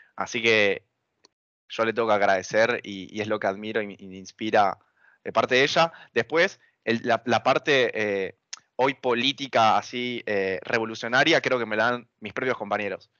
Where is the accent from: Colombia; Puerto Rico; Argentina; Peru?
Argentina; Buenos Aires; Argentina es mi casa, es el lugar donde yo nací, donde yo me crié, donde viví toda mi vida.